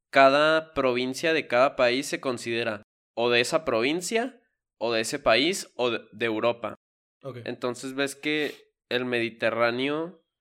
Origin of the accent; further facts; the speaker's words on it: Mexico; soy mexicano